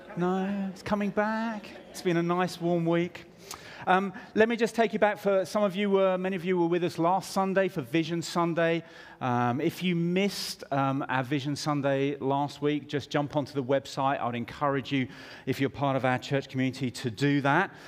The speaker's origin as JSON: {"language": "English", "country": "United Kingdom", "tie": "born or raised there", "said": "I grew up in the United Kingdom"}